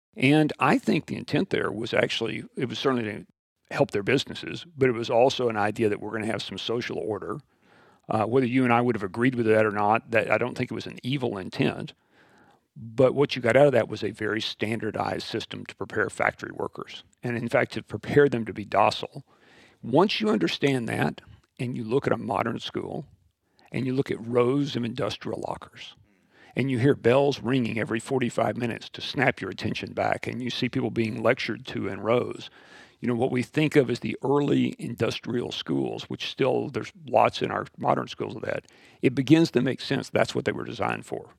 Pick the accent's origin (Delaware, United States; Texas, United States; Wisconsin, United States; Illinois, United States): Texas, United States; West; born and raised in West Texas